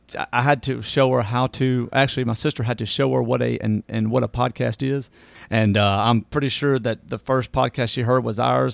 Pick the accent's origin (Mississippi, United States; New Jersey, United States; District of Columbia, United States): Mississippi, United States; Natchez; moved away as an adult; now in Hernando, United States; I was born in Natchez, Mississippi, uh, and, uh, born and raised, and my parents are still there